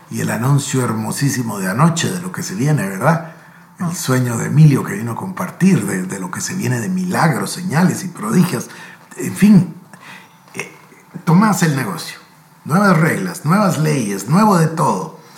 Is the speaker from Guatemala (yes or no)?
yes; Guatemala; Porque aquí en Guatemala, pues obvio, somos guatemaltecos, sabemos, ¿no?